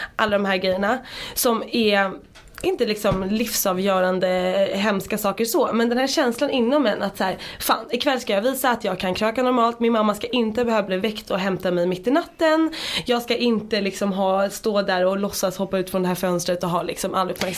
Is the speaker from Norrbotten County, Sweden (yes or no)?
no; Dalarö, Stockholm County, Sweden; moved away as an adult; now in Stockholm, Sweden; Jag kom ut från Dalarö som jag sa, alltså när jag flyttade in till stan